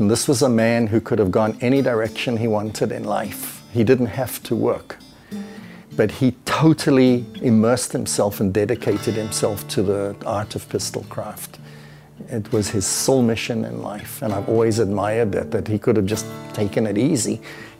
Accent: South Africa; now in United States; When I was raised in South Africa

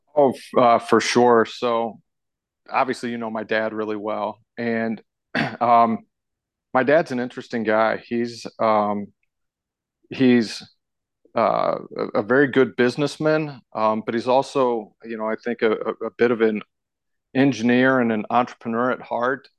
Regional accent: St. Louis, Missouri, United States; also born or lived in Fort Collins, Colorado / Tulsa, Oklahoma / Yuma, Colorado; I moved out to Saint Louis, Missouri when I was in kindergarten. And, and so when I, when I really consider where I'm from, I, you know, I consider myself a Saint Louis kid.

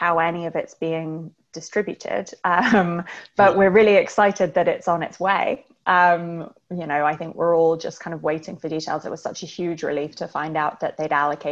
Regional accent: Kingston upon Thames, London, United Kingdom; I grew up in a place called Kingston upon Thames, which is about 15 miles outside of central London

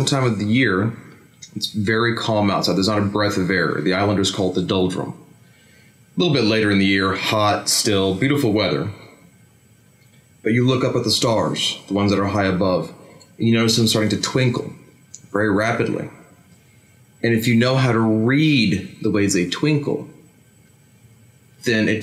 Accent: United States; moved away; as an American

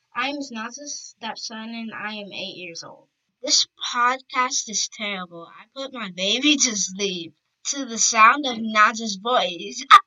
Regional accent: the South, United States; We're all from the same area. We're from the South

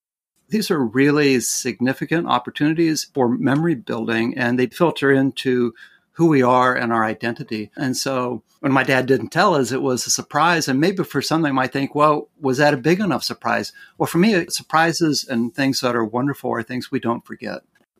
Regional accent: Cincinnati, Ohio, United States; I grew up in Cincinnati, of course, in a small part of the city called College Hill.

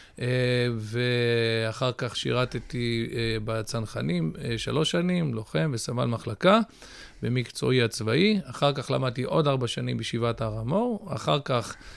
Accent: Ra'anana, Central District, Israel; also born or lived in United States; נולדתי בארצות הברית לפני 48 שנים. אה, עלינו לארץ בשנת תשמ"ד, שיש קוראים מכנים אותה תשד"מ, שזה 1984. אה, גדלתי ברעננה

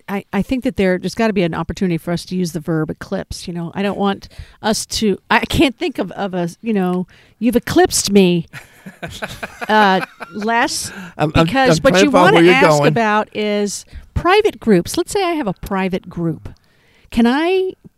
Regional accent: Texas, United States; now in Oregon, United States; I grew up in Texas, so we were able to get tremendous views.

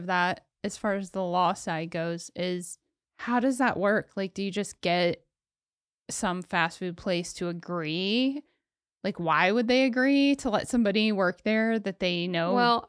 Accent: Ohio, United States; Oh, my home state.

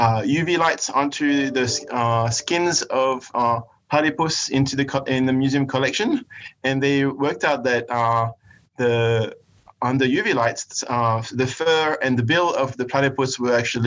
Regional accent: France; now in Australia; I was born in France and raised there

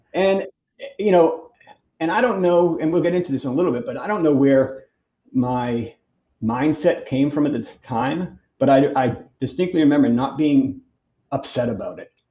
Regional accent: Boston, Massachusetts, United States; I'm from Boston originally. So I decided in 99 I wanted to move back up to Boston to be closer to my, my family

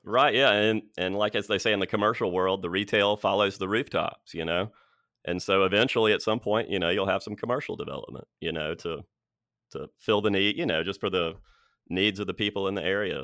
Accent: Birmingham, Alabama, United States; growing up in Birmingham

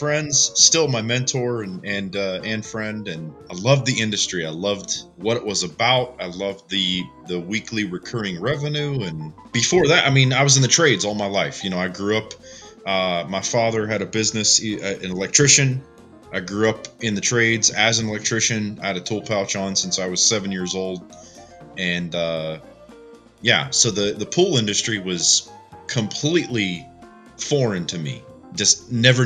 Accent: Northeast Ohio, United States; I'm just an Ohio boy. I grew up in Northeast Ohio

